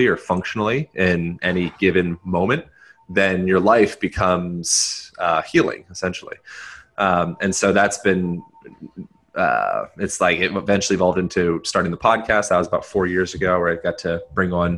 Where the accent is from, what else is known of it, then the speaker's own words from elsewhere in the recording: Pennsylvania, United States; moved away as an adult; also born or lived in Hawaii; I grew up in Pennsylvania, so I was nearby.